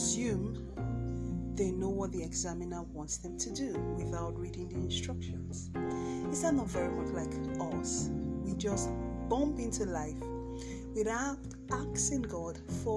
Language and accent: English; Nigeria; my home country, here in Nigeria